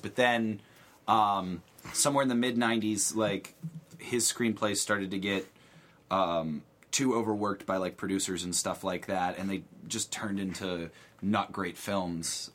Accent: Beaver Falls, Pennsylvania, United States; I'm from outside Pittsburgh

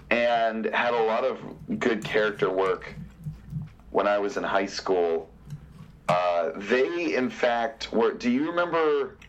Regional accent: Western Pennsylvania, United States; I grew up in Western Pennsylvania

